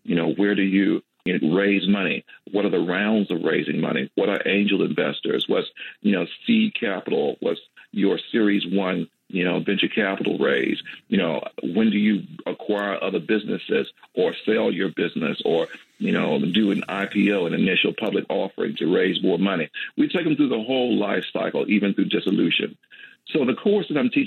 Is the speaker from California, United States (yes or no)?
no; Magnolia, Mississippi, United States; I grew up in Magnolia, Mississippi, southwest Mississippi